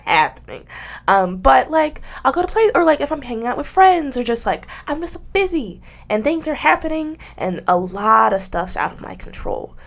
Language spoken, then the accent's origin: English; United States